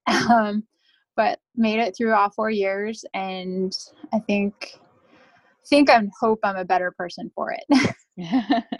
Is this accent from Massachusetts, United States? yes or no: no; North Brunswick, New Jersey, United States; moved away as an adult; now in Washington, D.C., United States; I'm originally from North Brunswick, New Jersey